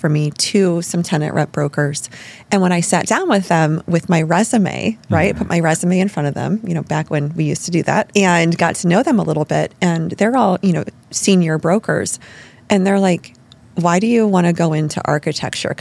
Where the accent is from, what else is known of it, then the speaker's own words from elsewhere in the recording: Midwest, United States; also born or lived in New York; now in Chicago, United States; I was from the Midwest.